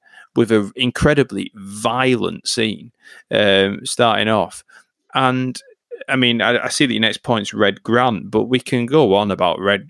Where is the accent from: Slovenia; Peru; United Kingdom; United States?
United Kingdom; Bolton, North West England; my hometown